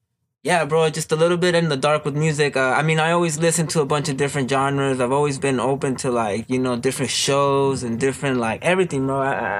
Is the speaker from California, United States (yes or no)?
yes; Baldwin Park, California, United States; I'm from Baldwin Park. I'm from Baldwin Park. I've been there most of my life, bro. Most of my life, I've been living there.